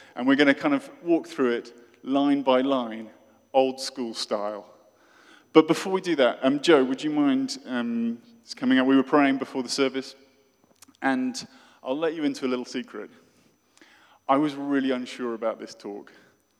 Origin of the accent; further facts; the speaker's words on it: Oxford, South East England, United Kingdom; from my hometown of Oxford in the UK